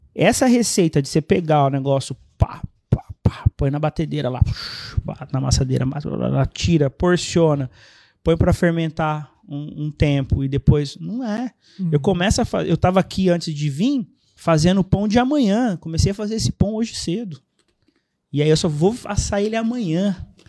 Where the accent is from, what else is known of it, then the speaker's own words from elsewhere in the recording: Vale do Paraíba, São Paulo, Brazil; moved away as an adult; also born or lived in Recife, Pernambuco / São José dos Campos; now in Fernandópolis, Brazil; Eu sou recifense, minha família migrou para o Vale do Paraíba. Eu era muito pequeno, 5 anos, mais ou menos 5, 6 anos. Aí cresci lá, passei a minha vida minha vida lá